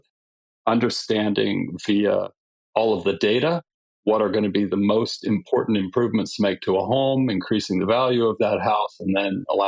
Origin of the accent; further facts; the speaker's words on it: California, United States; I'm from California